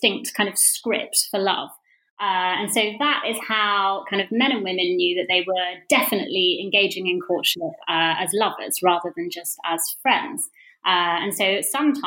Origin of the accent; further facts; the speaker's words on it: Bedfordshire, East of England, United Kingdom; moved away as an adult; also born or lived in Sheffield / London; I grew up in Bedfordshire.